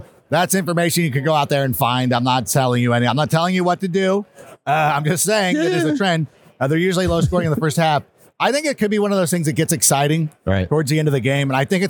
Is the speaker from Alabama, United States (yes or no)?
no; Chicago, Illinois, United States; born in the Chicagoland area.